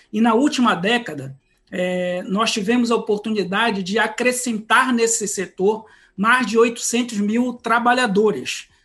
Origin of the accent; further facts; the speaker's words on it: Pará, Brazil; eu sou paraense